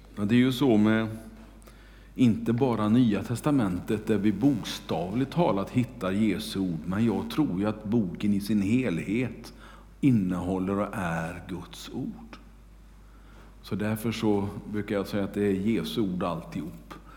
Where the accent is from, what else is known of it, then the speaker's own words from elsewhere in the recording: Kungälv, Västra Götaland, Sweden; hemma i Kungälv